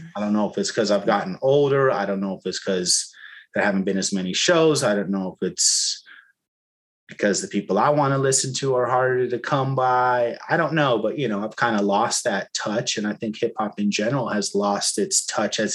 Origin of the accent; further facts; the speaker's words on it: Bay Area, California, United States; moved away as an adult; now in Los Angeles, United States; I grew up in the Bay Area